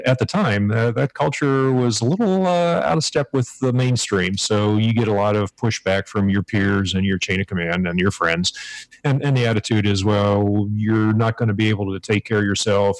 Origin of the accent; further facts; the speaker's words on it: Pittsburgh, Pennsylvania, United States; moved away as an adult; now in Hawaii, United States; I grew up outside of Pittsburgh, Pennsylvania